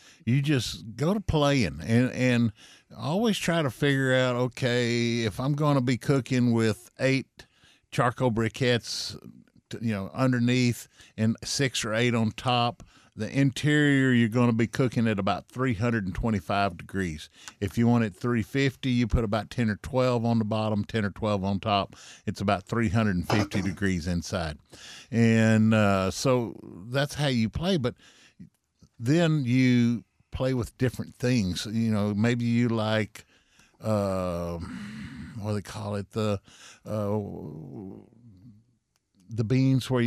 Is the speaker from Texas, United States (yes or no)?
yes; Central Texas, United States; I was raised here in Texas all my life, in Central Texas.